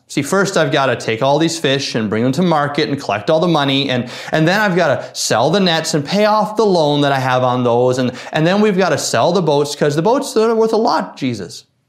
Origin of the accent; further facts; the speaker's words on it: Newfoundland and Labrador, Canada; I grew up fishing in Newfoundland